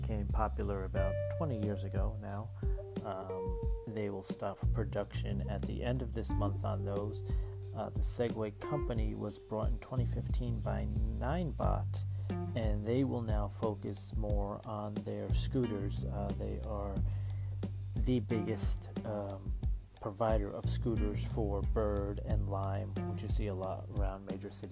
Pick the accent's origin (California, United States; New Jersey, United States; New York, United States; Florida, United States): New Jersey, United States; I grew up in New Jersey